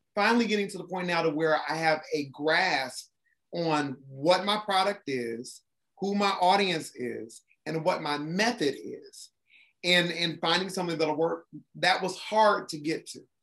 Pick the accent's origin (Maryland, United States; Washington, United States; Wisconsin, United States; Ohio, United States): Ohio, United States; Columbus; moved away as an adult; also born or lived in Japan; now in Atlanta, United States; I'm originally from Columbus, Ohio, so I'm Midwest.